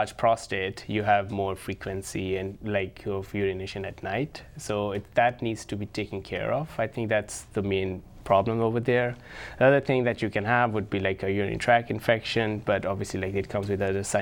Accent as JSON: {"language": "English", "town": "Lahore", "region": "Punjab", "country": "Pakistan", "tie": "born or raised there", "also_born_or_lived": "New Haven, Connecticut / Omaha, Nebraska / San Francisco, California", "moved": "as an adult", "lives_now": "Sioux Falls, United States", "said": "I was born and raised in Lahore, one of the metropolitan cities in Pakistan"}